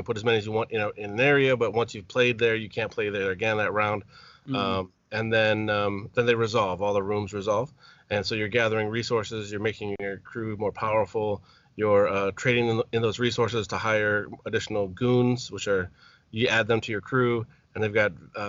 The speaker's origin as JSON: {"language": "English", "town": "Madison", "region": "Wisconsin", "country": "United States", "tie": "born or raised there", "said": "here in my hometown, Madison"}